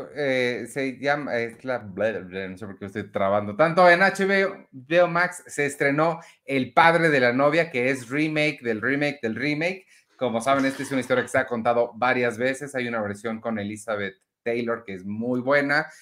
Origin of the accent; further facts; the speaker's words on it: Mexico City, Mexico; nosotros somos son mexicanos mexicanos, mexicanos de la Ciudad de México